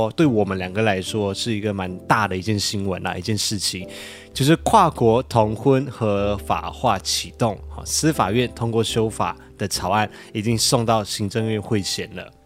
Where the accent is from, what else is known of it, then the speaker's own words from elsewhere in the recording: Malaysia; accent: Malaysian; now in Taiwan; 我是马来西亚人